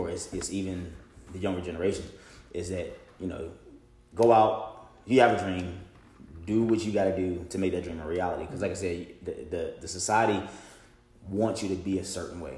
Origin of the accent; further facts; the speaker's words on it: Williamson Road area, Roanoke, Virginia, United States; I grew up in Wilmot, off of Shenandoah.